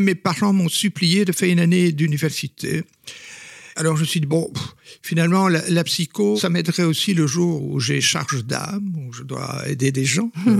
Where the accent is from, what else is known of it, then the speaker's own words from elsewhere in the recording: Belgium; first language Flemish; French is a second language; je suis belge et flamand, donc euh, mes parents euh, étaient tout à fait flamands